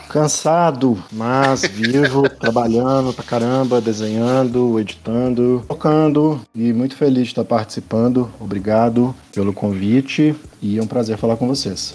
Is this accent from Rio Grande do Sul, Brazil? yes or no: no; Belo Horizonte, Minas Gerais, Brazil; also born or lived in Juiz de Fora; Eu cresci na Concórdia aqui em Belo Horizonte